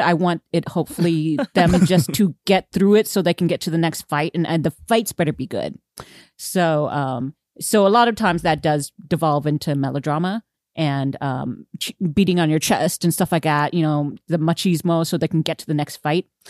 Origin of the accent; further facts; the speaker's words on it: United States; I'm so American